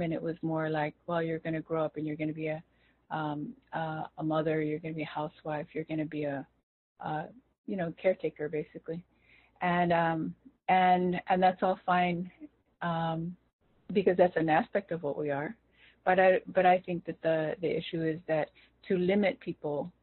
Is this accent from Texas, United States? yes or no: no; Los Angeles, California, United States; as we grew up there